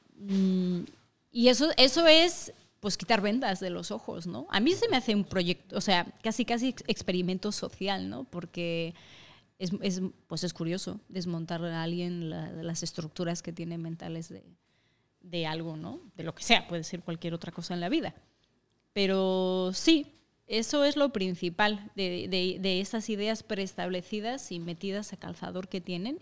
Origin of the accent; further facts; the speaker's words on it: Mexico; moved away as an adult; also born or lived in Asturias; now in Madrid, Spain; soy mitad y mitad, que soy mitad asturiana, mitad mexicana